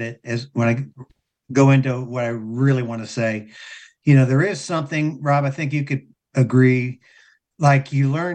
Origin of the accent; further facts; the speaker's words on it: Kettering, Ohio, United States; I grew up in Dayton, in Kettering